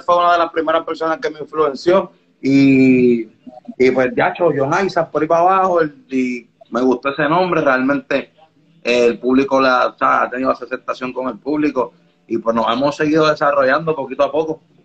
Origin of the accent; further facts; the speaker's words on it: Puerto Rico; also born or lived in Las Palmas de Herrera, Dominican Republic; me mudé a Puerto Rico a ah, bien temprana edad